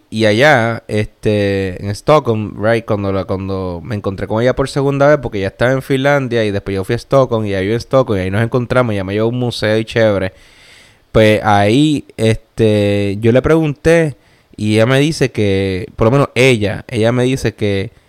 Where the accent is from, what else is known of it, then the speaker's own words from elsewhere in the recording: Puerto Rico; moved away; Como el puertorriqueño, que somos así.